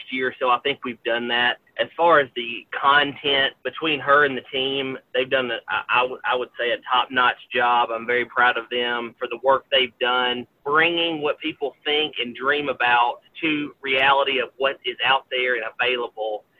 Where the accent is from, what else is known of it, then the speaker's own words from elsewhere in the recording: Gallatin, Tennessee, United States; I absolutely love working in my home county, in my hometown of Gallatin.